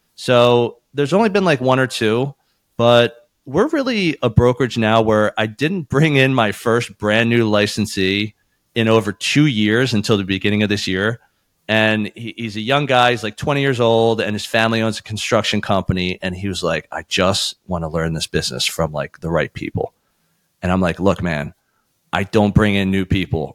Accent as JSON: {"language": "English", "town": "Philadelphia", "region": "Pennsylvania", "country": "United States", "tie": "born or raised there", "said": "we were born and raised in Philadelphia, and this is a family business"}